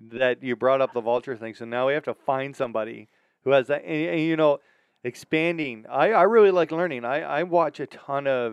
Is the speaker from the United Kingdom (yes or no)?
no; Canada; up here being Canadian